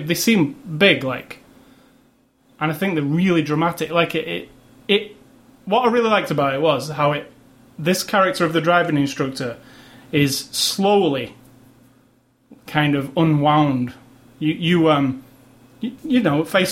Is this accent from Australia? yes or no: no; United Kingdom; I'm British